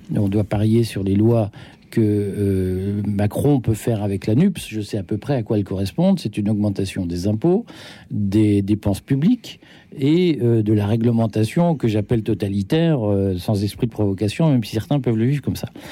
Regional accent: Belgium; j'ai grandi en Belgique

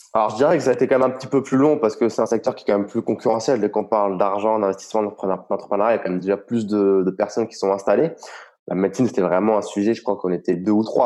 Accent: Reims, Grand Est, France; moved away as an adult; now in Estonia; je suis originaire de la Champagne, euh, du côté de Reims

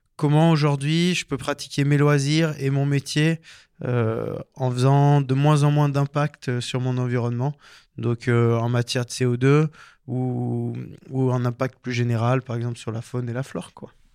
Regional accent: Embrun, Provence-Alpes-Côte d'Azur, France; moved away as an adult; also born or lived in Chambéry / Lyon / Belfort; now in Sainte-Foy-en-Tarentaise, France; moi j'ai grandi dans les Hautes-Alpes donc à Embrun

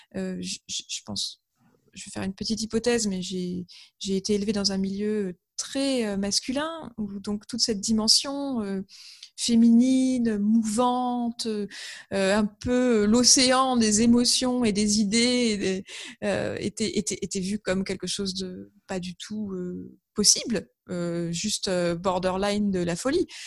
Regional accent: Amiens, Hauts-de-France, France; je suis originaire d'Amiens

